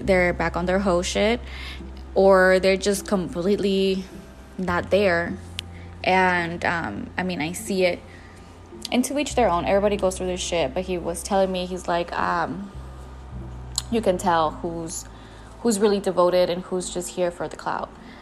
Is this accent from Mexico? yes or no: yes; Jalisco, Mexico; I was born and raised in Jalisco, Mexico.